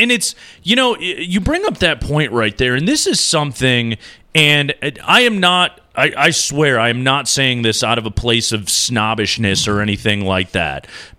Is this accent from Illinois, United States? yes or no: yes; Chicago, Illinois, United States; now in Denver, United States; I grew up in Chicago.